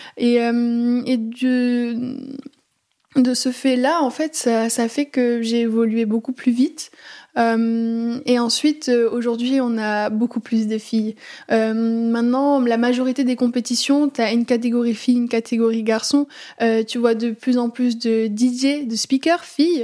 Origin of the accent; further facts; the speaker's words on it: Aix-en-Provence, Provence-Alpes-Côte d'Azur, France; moved away as an adult; now in Paris, France; je suis originaire d'Aix-en-Provence